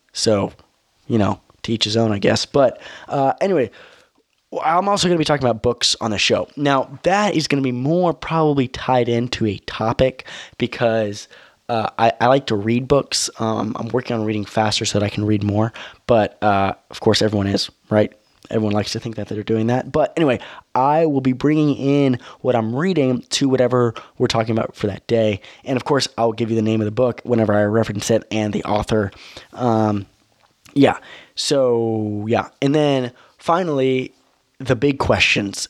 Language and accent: English; United States; I'm an American